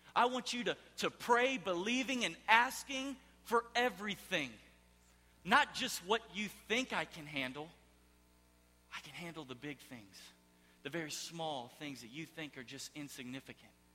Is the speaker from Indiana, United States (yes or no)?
no; Houston, Texas, United States; moved away; I am from Houston, Texas.